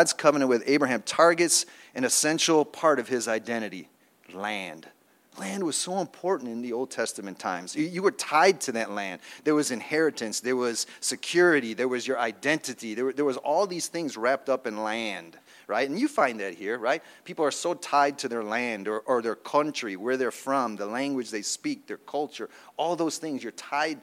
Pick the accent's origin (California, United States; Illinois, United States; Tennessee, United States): Illinois, United States; Chicago; moved away as an adult; also born or lived in Philadelphia; I'm from Chicago